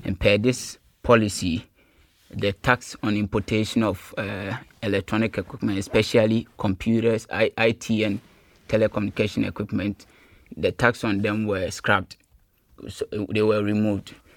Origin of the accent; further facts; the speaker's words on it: Kumasi, Ashanti, Ghana; moved away as an adult; also born or lived in Cape Coast, Ghana; now in Germany; I grew up in Kumasi in the Ashanti region of Ghana